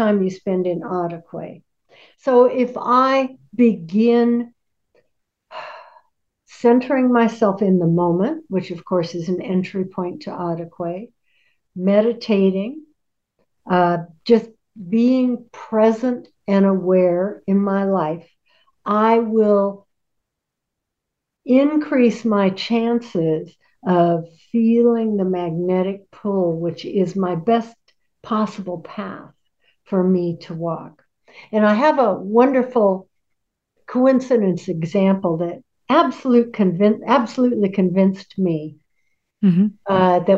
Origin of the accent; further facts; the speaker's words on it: Seattle, Washington, United States; I was born in Seattle